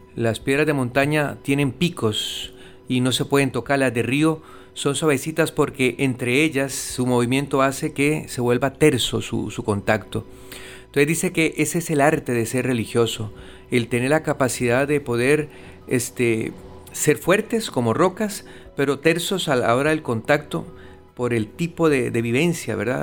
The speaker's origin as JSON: {"language": "Spanish", "country": "Costa Rica", "moved": "yes", "lives_now": "Puerto Rico", "said": "soy de Costa Rica"}